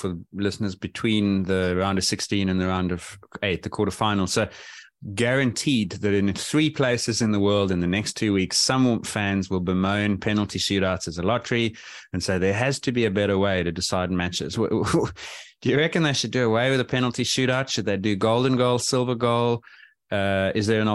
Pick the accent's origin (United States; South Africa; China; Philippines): South Africa; as a South African